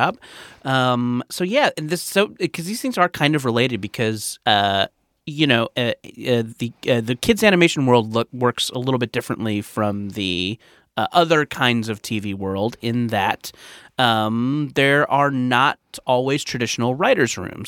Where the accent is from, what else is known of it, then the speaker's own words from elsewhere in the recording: Orange County, California, United States; I grew up in Orange County in the nineties